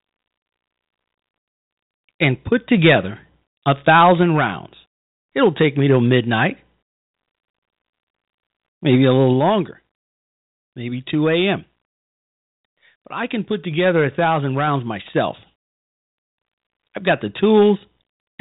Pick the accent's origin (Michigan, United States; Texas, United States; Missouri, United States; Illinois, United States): Illinois, United States; back home in my home state